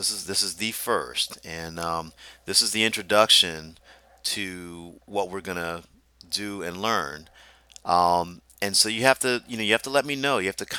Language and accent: English; Deep South, United States; I grew up in the Deep South